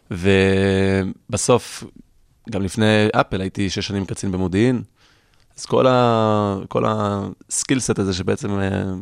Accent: California, United States; קליפורניה היא חלוצה בתחום. לצערי, הייתי אומר אפילו 30 שנה קדימה מישראל בהרבה תחומים, אם זה שאני איפה שגדלתי, שמפרידים פסולת, ומי שלא מקבל דוח במקום.

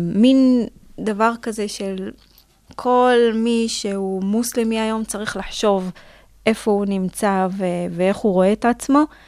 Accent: Israel; גם בתור ישראלית

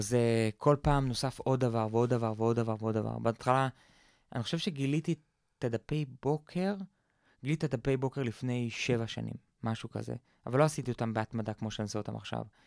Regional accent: Israel; גדלתי בקיבוץ

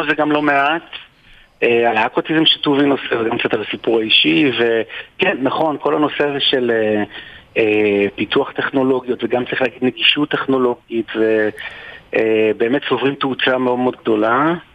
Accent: Israel; אנחנו ישראלים, אנחנו יהודים

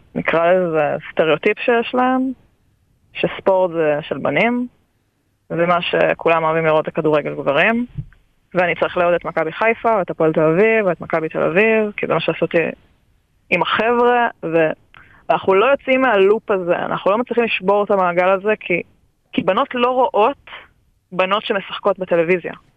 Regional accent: Israel; שלנו כישראלים

